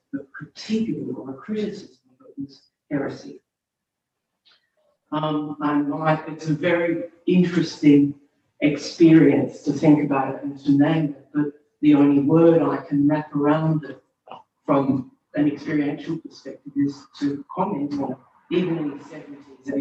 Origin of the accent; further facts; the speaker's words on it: Australia; my experience growing up with Anzac Day as an Australian woman